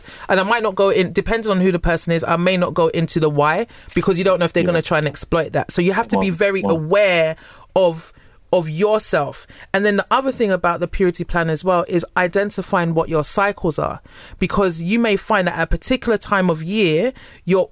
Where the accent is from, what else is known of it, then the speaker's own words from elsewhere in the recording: United Kingdom; I'm British, especially when I'm speaking